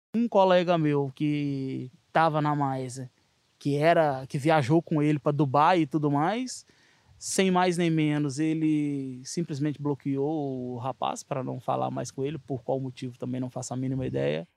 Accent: Minas Gerais, Brazil; also born or lived in Azores; now in Seixal, Portugal; sou natural do Brasil, de Minas Gerais

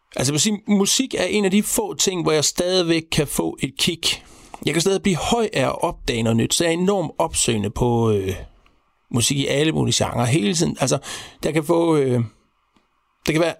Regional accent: Central Denmark Region, Denmark; jeg er vokset op øh, ude på landet, imellem Horsens Jules Minde.

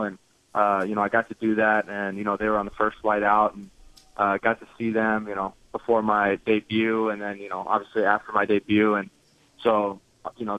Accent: California, United States; I grew up in California.

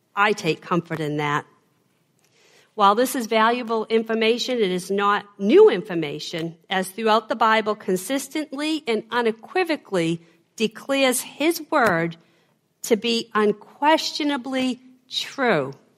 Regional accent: Boston, Massachusetts, United States; accent: Boston; my Boston accent

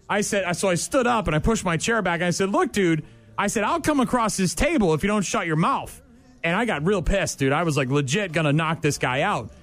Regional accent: New England, United States; moved away; when I grew up in New England.

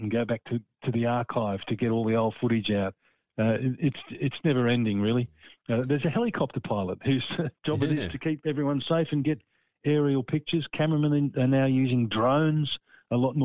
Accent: Frankston, Victoria, Australia; I'm proud that I come from Frankston, and that's where my parents settled after they were married

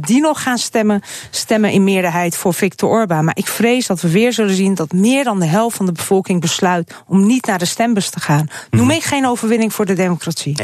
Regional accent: Hungary; now in Netherlands; ik ben natuurlijk daar in dat land geboren. Ik heb twee ouders die Hongaars zijn

